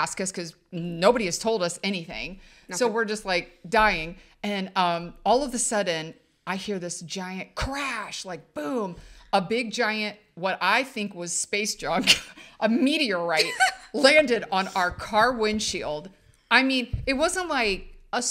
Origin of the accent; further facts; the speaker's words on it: Ohio, United States; we're from Ohio, so it's Fox 8 Cleveland.